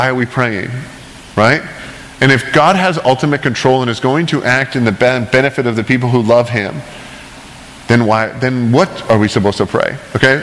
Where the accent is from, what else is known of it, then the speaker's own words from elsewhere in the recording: Canada; I grew up in Canada, a Christian country